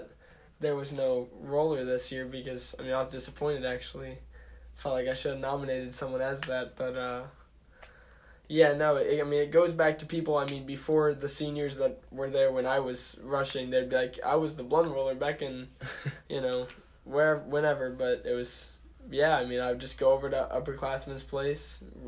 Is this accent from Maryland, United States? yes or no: no; St. Louis, Missouri, United States; I'm from St. Louis, Missouri